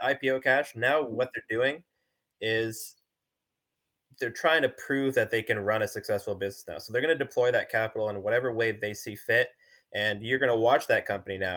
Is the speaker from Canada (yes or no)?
yes; Canada; I'm a Canadian